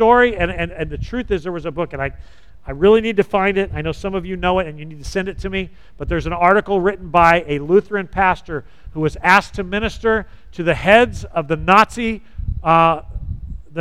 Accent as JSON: {"language": "English", "region": "Southern California", "country": "United States", "tie": "born or raised there", "said": "I grew up in Southern California."}